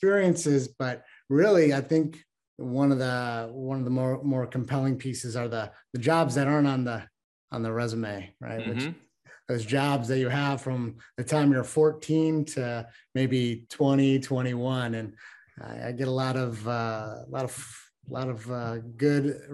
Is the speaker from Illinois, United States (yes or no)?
yes; Chicago, Illinois, United States; I was born and raised in Chicago, Illinois.